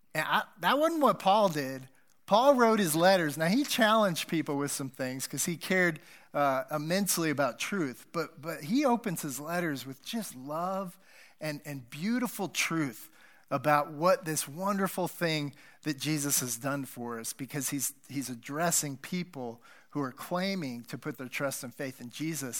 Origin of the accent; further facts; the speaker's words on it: United States; moved away; And I grew up near Wyoming.